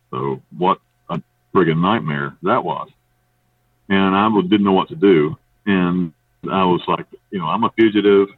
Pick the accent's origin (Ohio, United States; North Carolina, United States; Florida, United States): North Carolina, United States; moved away as an adult; now in Panama; I grew up in the United States. I grew up in North Carolina in the mountains